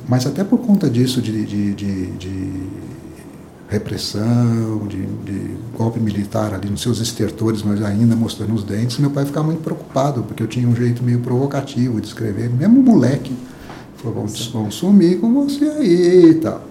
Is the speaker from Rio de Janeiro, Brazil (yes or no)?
no; southern Minas Gerais, Brazil; eu sou do sul de Minas, uma cidade na época muito menor que é hoje